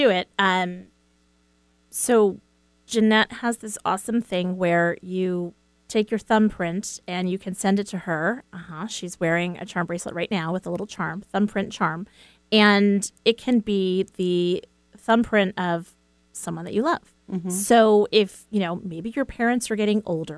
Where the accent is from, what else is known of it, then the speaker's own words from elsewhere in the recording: East Coast, United States; I'm from the East Coast